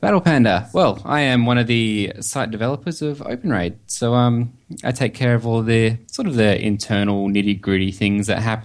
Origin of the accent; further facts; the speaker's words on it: Perth, Western Australia, Australia; being in Australia, as you probably have guessed by my accent. I am in Western Australia, a nice little city called Perth.